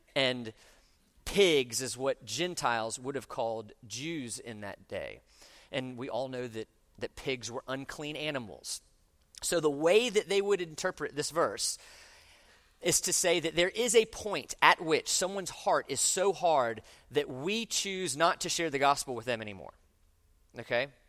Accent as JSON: {"language": "English", "town": "Orlando", "region": "Florida", "country": "United States", "tie": "born or raised there", "moved": "yes", "said": "I grew up in Orlando"}